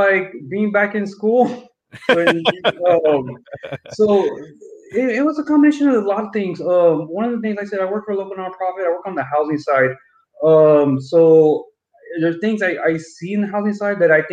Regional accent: San Antonio, Texas, United States; born and raised in San Antonio

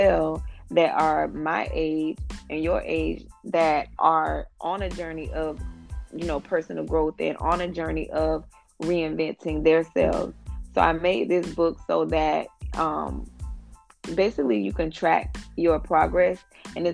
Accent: Jacksonville, Florida, United States; I'm from Jacksonville, Florida

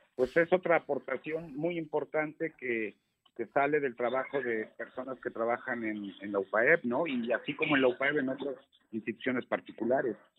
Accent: Mexico; todos los que somos mexicanos, pues somos mexicanos por igual

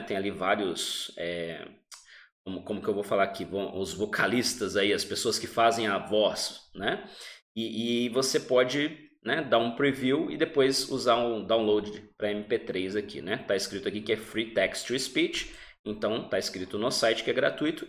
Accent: Brazil; Nós somos do Brasil

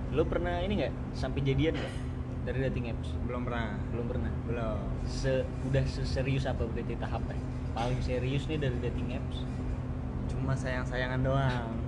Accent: Java, Indonesia; gue tuh emang orang Jawa cuma gue kalau dengar orang napak itu gue kurang masuk lah

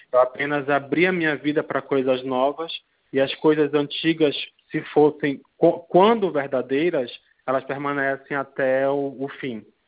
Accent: Belém, Pará, Brazil; moved away as an adult; now in São Paulo, Brazil; sou de Belém do Pará, mas já moro aqui em São Paulo há, esse ano completam 13 anos

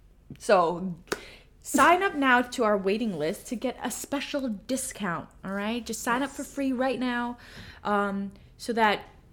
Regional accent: Macau; moved away; we grew up in Macau, and you know, we also like grew up with Portuguese as the second language, so our Chinese is automatically Cantonese

